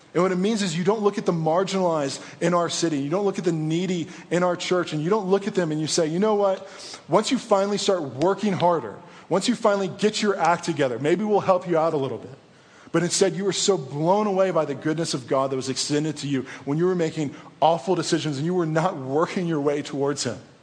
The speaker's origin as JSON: {"language": "English", "region": "East Coast", "country": "United States", "tie": "born or raised there", "moved": "yes", "said": "Even though I was born on the East Coast, my family is here."}